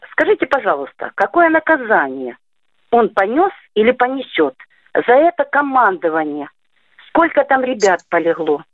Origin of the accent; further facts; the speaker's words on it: Donetsk, Donetsk Oblast, Ukraine; also born or lived in Vuhledar; я тут родилась в Донецке, всю жизнь прожила